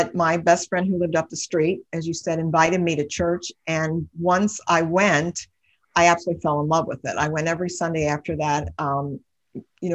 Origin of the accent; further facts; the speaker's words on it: Cincinnati, Ohio, United States; I grew up in Cincinnati. I've lived here all my life.